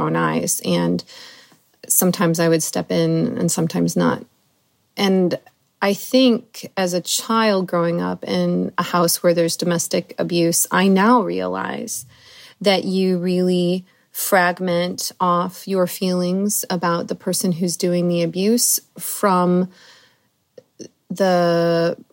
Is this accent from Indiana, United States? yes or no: yes; Indiana, United States; also born or lived in Colorado; My mom divorced my father when I was about 4 or 5, and we moved to Indiana from Colorado.